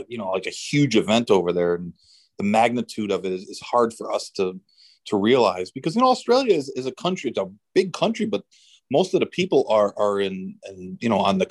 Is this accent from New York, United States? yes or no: yes; New York, United States; growing up in New York